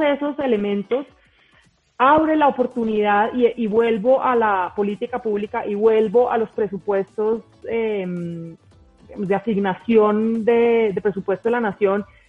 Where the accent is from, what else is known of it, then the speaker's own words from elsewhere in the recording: Colombia; como colombianos estamos consumiendo culturas